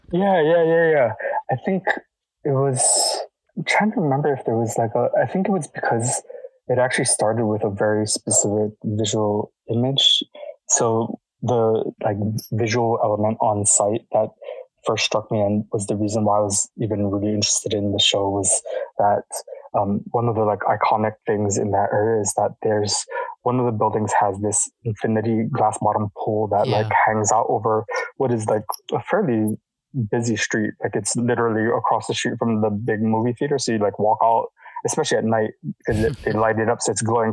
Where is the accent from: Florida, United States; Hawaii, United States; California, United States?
Hawaii, United States; moved away; growing up in Hawaii